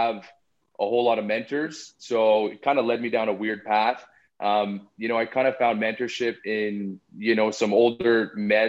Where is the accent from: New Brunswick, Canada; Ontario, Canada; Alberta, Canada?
Alberta, Canada; Calgary; also born or lived in Vancouver, Canada; I was born in Vancouver, John's hometown. Moved to Calgary at an early age